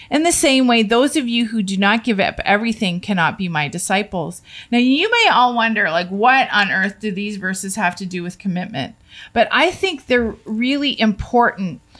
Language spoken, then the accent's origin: English; Canada; we as a Canadian family